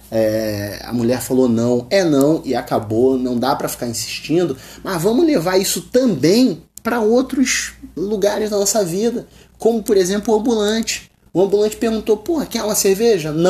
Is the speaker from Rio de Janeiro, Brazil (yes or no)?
yes; Rio de Janeiro, Brazil; eu sou do Rio de Janeiro, eu chego em um outro estado, os caras querem tirar onda comigo porque eu sou carioca. Falei com um sotaque diferente